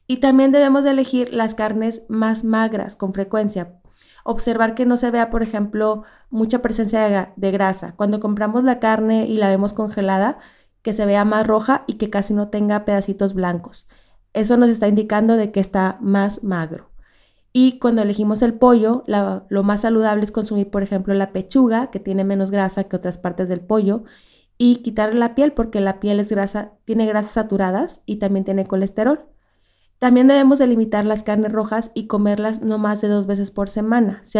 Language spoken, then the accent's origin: Spanish; Monterrey, Nuevo León, Mexico; yo soy del norte de Monterrey y se acostumbra mucho